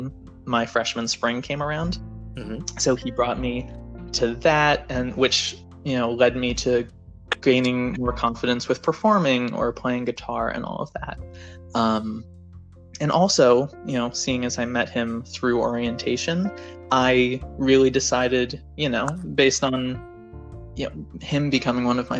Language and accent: English; New York City, New York, United States; moved away as an adult; I'm from New York City. I went to Bronx Science